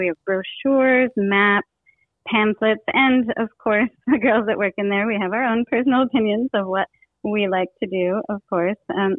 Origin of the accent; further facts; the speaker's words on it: Detroit, Michigan, United States; moved away as an adult; also born or lived in New York; now in Palm Beach County, United States; I am originally from Michigan, the Detroit area.